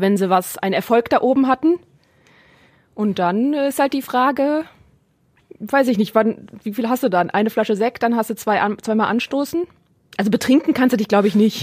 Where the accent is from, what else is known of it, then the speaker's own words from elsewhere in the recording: Neuss, North Rhine-Westphalia, Germany; now in Essen, Germany; ich komme aus Neuss bei Düsseldorf